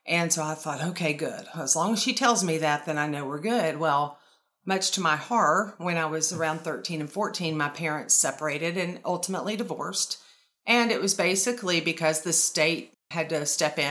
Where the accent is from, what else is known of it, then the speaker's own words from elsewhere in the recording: North Carolina, United States; also born or lived in Florida; I was born and raised in North Carolina, and then we moved to Florida when I was 14